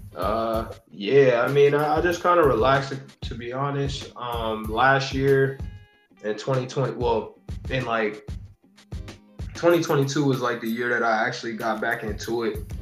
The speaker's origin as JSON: {"language": "English", "area": "near the Pennsylvania border", "region": "eastern Ohio", "country": "United States", "tie": "born or raised there", "lives_now": "Columbus, United States", "said": "Pittsburgh is probably like an hour and 20 from my hometown. Okay because it's like right there on the border of PA"}